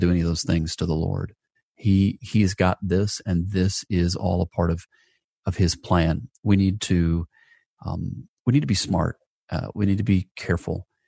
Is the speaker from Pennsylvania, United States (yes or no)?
no; Atlanta, Georgia, United States; my hometown of, of Atlanta, Georgia